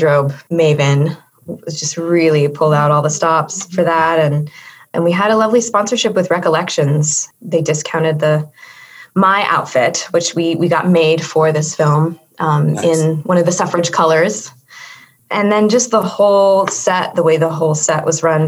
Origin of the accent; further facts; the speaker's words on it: California, United States; as a Californian